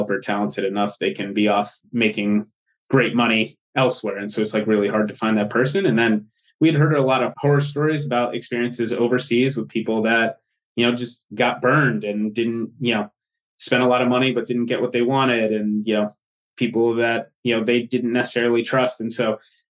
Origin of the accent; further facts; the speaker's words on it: outside Philadelphia, Pennsylvania, United States; I grew up outside the Philadelphia area